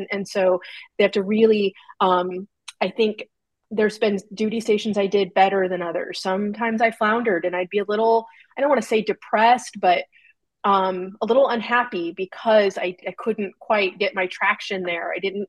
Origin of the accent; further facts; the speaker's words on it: California, United States; That's the benefit of growing up in Southern California.